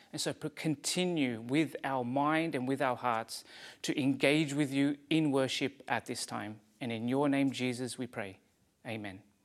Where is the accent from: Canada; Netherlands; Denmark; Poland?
Canada; Quebec; accent: Quebec; now in Abbotsford, Canada; My accent is from Quebec.